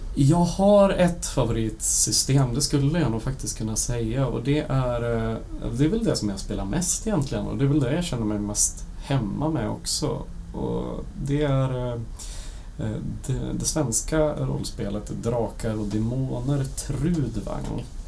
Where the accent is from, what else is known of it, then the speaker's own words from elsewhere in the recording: Bollnäs, Gävleborg County, Sweden; now in Gothenburg, Sweden; Jag kommer från Bollnäs ifrån första början och sen så flyttade jag ner till Göteborg